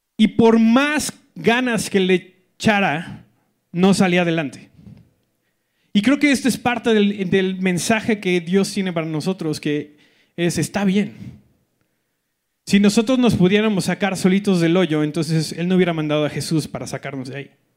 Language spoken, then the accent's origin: Spanish; Colima, Mexico; moved away; soy del, del gran estado de Colima